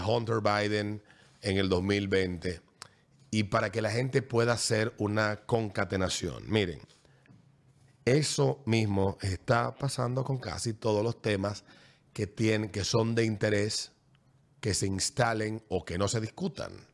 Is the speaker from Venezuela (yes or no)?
no; Dominican Republic; lo que hoy somos dominicanos